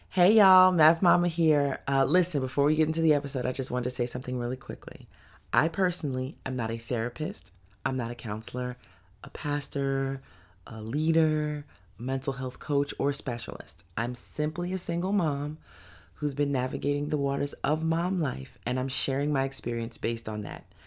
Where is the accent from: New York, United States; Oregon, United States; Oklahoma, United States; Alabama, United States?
New York, United States; New York City; I grew up in East New York, Brooklyn. I lived in a project. Shout out to Pink Houses